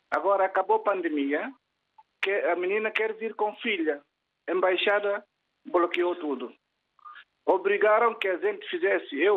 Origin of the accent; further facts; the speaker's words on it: Guinea-Bissau; now in Sintra, Portugal; eu estou aqui em Sintra e sou originário de Guiné-Bissau, mas vivo cá há muito tempo.